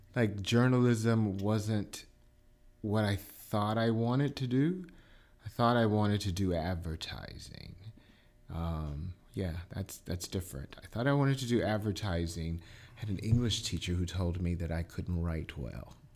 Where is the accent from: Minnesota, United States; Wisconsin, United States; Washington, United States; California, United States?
Wisconsin, United States; Milwaukee; moved away; also born or lived in Chicago / Atlanta / Anguilla, Mississippi; I'm originally from Milwaukee